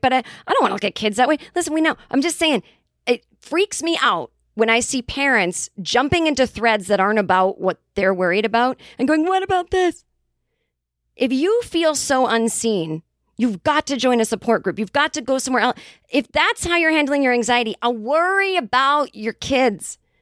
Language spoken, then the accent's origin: English; Boston, Massachusetts, United States; accent: Boston; we started talking in our Boston accents.